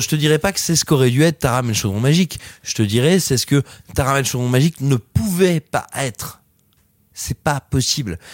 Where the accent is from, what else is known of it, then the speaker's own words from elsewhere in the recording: France; chez nous, en France